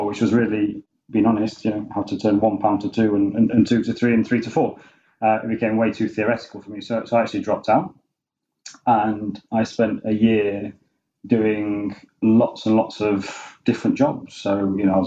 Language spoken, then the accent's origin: English; Sheffield, Yorkshire and the Humber, United Kingdom; I'm from Sheffield, I went to school in Sheffield